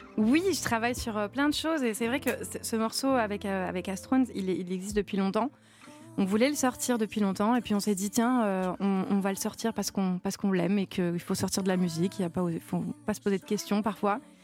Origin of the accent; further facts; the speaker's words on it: Cavaillon, Provence-Alpes-Côte d'Azur, France; Je suis euh, originaire de Cavaillon. Je suis née à Cavaillon.